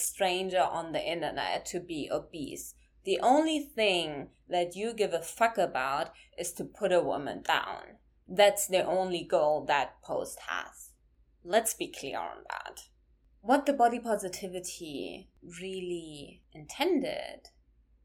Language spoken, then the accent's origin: English; Germany; I'm from Germany and I grew up in Germany